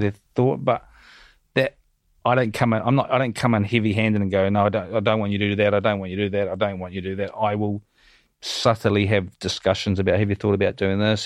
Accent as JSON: {"language": "English", "country": "New Zealand", "tie": "born or raised there", "moved": "as an adult", "said": "growing up in New Zealand, I came from a, a, a pretty humble background."}